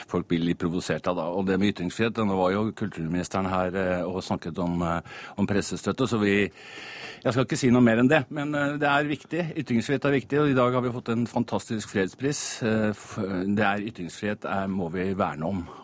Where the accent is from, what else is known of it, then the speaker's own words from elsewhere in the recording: Eidsvoll, Akershus, Norway; Jeg kom fra Eidsvoll, så jeg tenkte 1814 spørsmål om, om eh, Eidsvoll var vel litt mye.